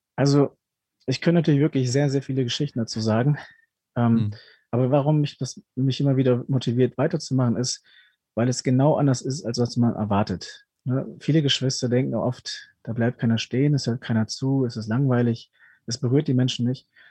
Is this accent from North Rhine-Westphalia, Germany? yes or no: yes; Ruhr area, North Rhine-Westphalia, Germany; also born or lived in Peru; now in Augsburg, Germany; bin mit fünf Jahren nach Deutschland gekommen und aufgewachsen dann im wunderschönen Ruhrgebiet